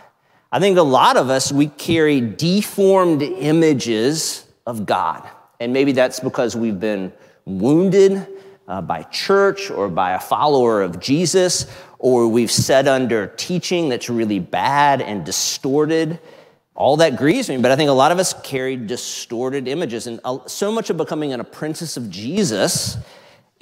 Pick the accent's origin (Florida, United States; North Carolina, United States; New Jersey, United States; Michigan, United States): North Carolina, United States; Outer Banks; moved away; we were just out east where I grew up in the Outer Banks